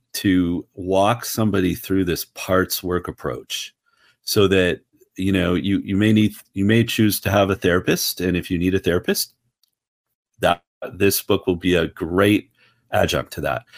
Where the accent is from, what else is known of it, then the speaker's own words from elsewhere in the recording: Ottawa, Ontario, Canada; moved away as an adult; now in United States; I'm originally from Ottawa, Canada